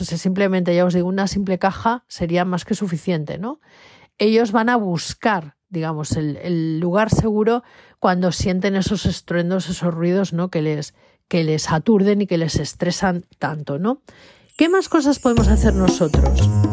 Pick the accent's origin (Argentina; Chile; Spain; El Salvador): Spain; aquí en España